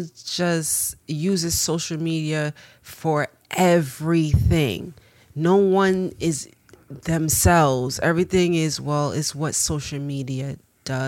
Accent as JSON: {"language": "English", "region": "New York", "country": "United States", "said": "I'm from New York"}